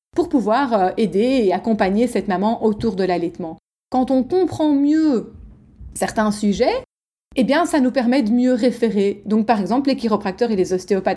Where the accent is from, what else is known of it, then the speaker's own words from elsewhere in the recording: Belgium; je suis belge, moi je dis euh, logopède